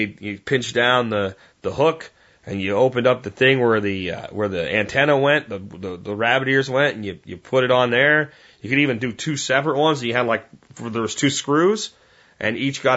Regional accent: Pennsylvania, United States; back when I was a kid, growing up in Pennsylvania

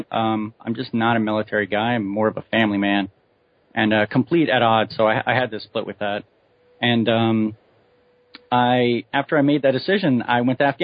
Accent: Hawaii, United States; born there; also born or lived in all over the US; I come from a, a Marine Corps family. Uh, I've lived all over the country. I was born in Hawaii.

